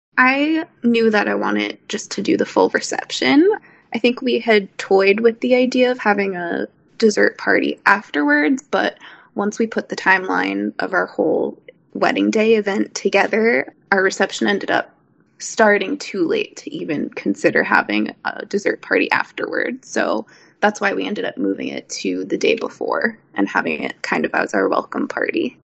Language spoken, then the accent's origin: English; New York, United States; I'm from New York